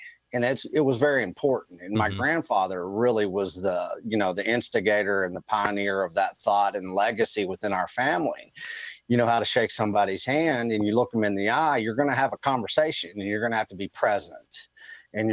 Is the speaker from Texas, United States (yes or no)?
yes; Texas Panhandle, United States; I'm sixth generational Texan